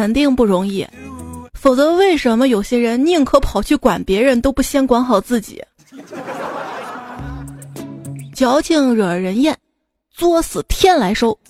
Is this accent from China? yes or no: yes; Shaanxi, China; 兵马俑不是我们这儿的吗？我说我是陕西的